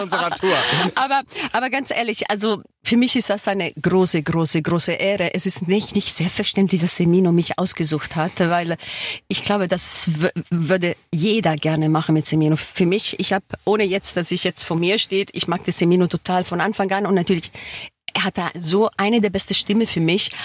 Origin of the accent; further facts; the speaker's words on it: Switzerland; now in Germany; ich bin in der Schweiz geboren.